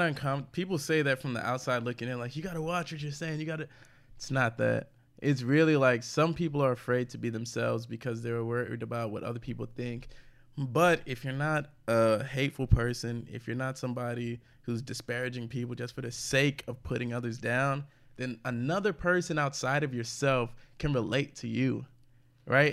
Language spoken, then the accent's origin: English; St. Louis, Missouri, United States; moved away; also born or lived in Houston; I grew up in St. Louis